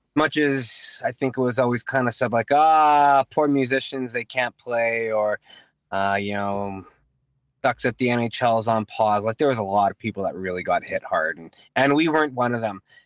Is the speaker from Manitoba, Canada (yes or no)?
yes; Winnipeg, Manitoba, Canada; we're from Transcona. We, uh, we went to Transcona Collegiate